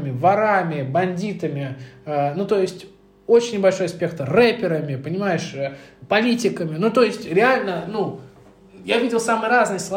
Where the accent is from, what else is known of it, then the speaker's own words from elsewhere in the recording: Moscow, Russia; я из Медведкова